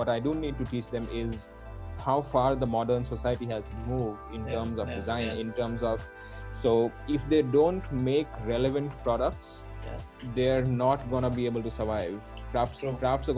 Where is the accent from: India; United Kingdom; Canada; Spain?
India; Vadodara, Gujarat; Schooling, I've been born and brought up in Baroda